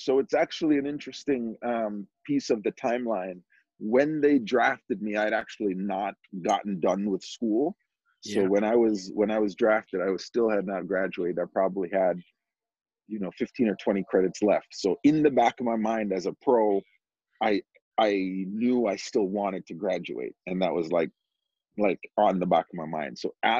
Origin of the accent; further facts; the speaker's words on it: New York, United States; you talk about Jamaican and growing up in New York with, you know, Jamaican parents going through the youth soccer, you know, ODP system and all that. Like, I literally followed that path of an Edson Buttle